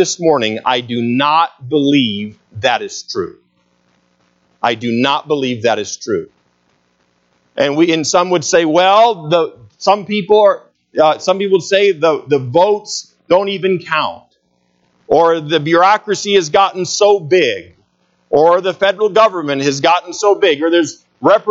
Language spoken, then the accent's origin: English; United States; as American citizens